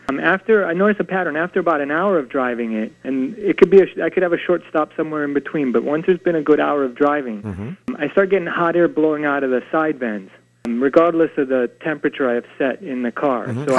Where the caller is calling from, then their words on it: Oxford, Connecticut, United States; Oxford, Connecticut.